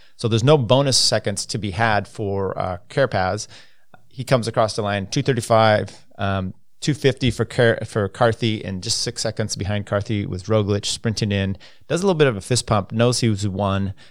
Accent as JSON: {"language": "English", "country": "United States", "said": "as an American"}